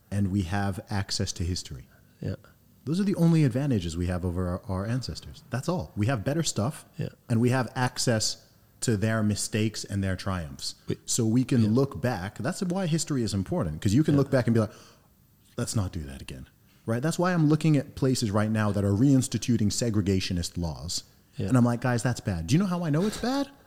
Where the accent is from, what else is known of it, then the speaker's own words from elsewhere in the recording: Saudi Arabia; also born or lived in United Kingdom; my family's originally from Nigeria. I grew up in Saudi Arabia, heavy exposure to uh, America via the school system, traveled to lots of countries, obviously born in the UK, went to school and university in the UK for some time.